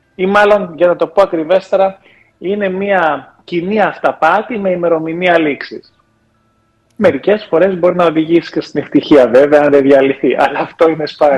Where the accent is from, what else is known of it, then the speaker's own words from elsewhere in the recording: Germany; moved away; οι δικοί μου γονεί μετανάστε ήταν. Γεννήθηκα μεγάλο στη Γερμανία